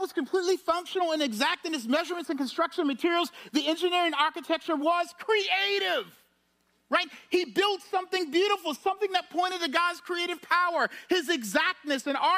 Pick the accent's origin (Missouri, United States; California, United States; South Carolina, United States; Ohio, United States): South Carolina, United States; Charleston; I'm from Charleston. I'm used to the low country